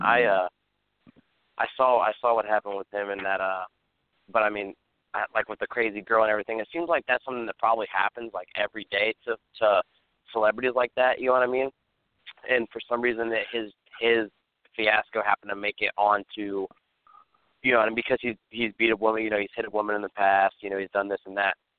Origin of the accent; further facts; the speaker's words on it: Ohio, United States; moved away; we're from Ohio.